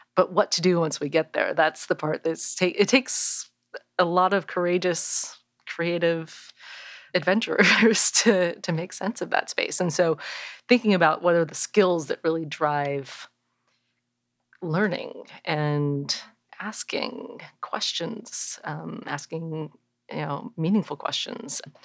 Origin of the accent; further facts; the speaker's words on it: Bay Area, California, United States; I grew up in the Bay Area